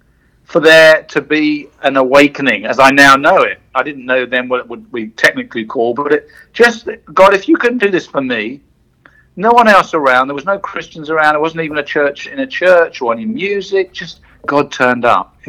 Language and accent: English; south coast of England, United Kingdom; moved away as an adult; also born or lived in London; So the first 44 years of my life were in the UK. I was born in London, but brought up on the south coast